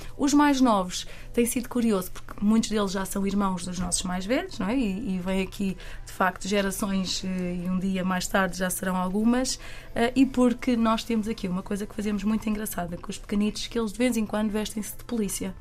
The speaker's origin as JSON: {"language": "Portuguese", "town": "Caldas da Rainha", "region": "Centro", "country": "Portugal", "said": "eu, que sou das Caldas da Rainha"}